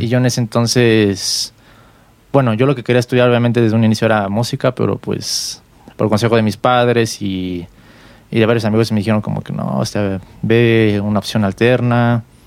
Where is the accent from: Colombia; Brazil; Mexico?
Mexico; Mexico City; yo soy músico aquí de la Ciudad de México